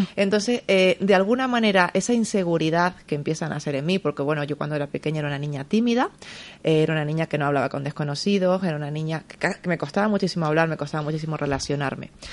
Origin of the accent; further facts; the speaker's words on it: San Cristóbal de La Laguna, Canary Islands, Spain; moved away as an adult; now in Madrid, Spain; soy original eh, de Tenerife, de La Laguna. Es una ciudad preciosa, pero llevo ya 18 años viviendo aquí.